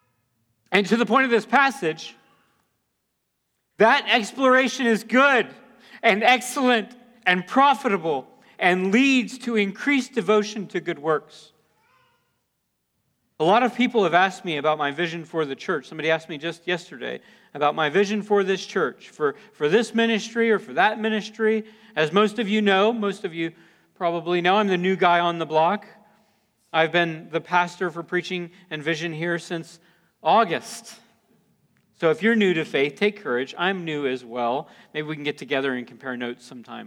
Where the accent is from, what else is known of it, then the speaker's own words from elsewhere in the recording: near New Smyrna Beach, Florida, United States; I grew up in Florida. We lived near New Smyrna Beach